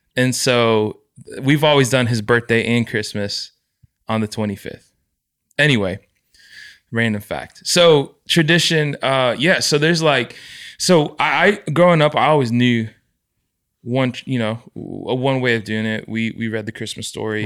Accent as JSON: {"language": "English", "country": "United States", "tie": "born or raised there", "said": "growing up in the States, I never got to experience what my parents experienced culturally"}